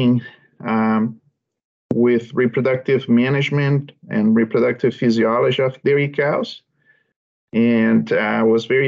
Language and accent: English; Brazil; moved away as an adult; now in Canada; I'm originally from Brazil, and I grew up in a small family farm